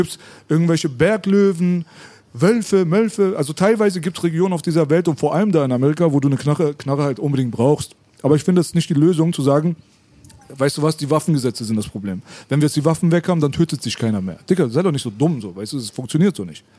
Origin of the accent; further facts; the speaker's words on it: Berlin, Germany; bei uns in Kreuzberg